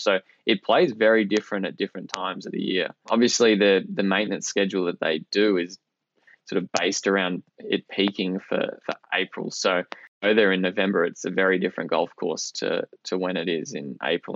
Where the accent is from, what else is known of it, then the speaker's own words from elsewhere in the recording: Perth, Western Australia, Australia; moved away as an adult; also born or lived in Melbourne, Australia / St Andrews, Scotland; coming from Australia, other side of the world